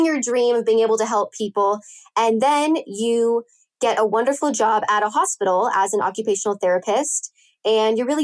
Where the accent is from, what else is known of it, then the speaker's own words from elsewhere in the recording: California, United States; I'm born and raised in California